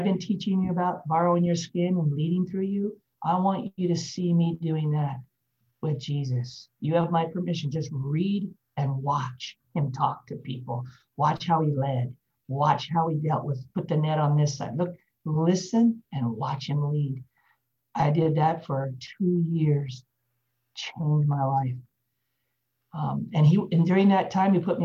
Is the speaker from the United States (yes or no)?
yes; Denver, Colorado, United States; moved away as an adult; now in Texas, United States; I was born in Denver, Colorado.